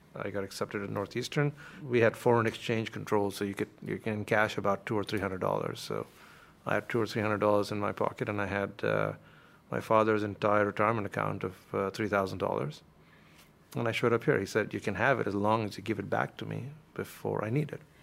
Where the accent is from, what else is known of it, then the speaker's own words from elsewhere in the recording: India; moved away as an adult; now in United States; I grew up in a lower middle class family in India, and uh, my father worked uh, for the Indian Air Force, like you mentioned, and we moved every few years from city to city